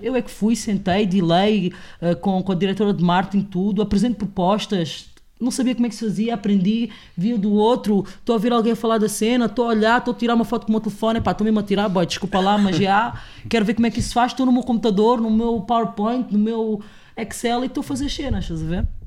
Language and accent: Portuguese; Portugal; also born or lived in Angola; eu tive uma educação na minha casa e cresci em Portugal